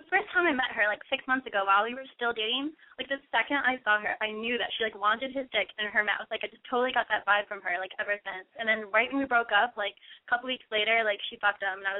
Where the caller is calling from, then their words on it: Massachusetts, United States; I'm 19. I'm calling from Massachusetts.